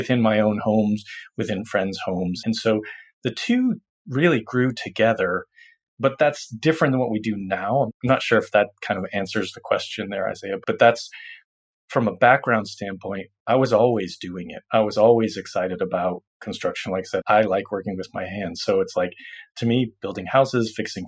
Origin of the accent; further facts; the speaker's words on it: Massachusetts, United States; moved away; I'm originally from Massachusetts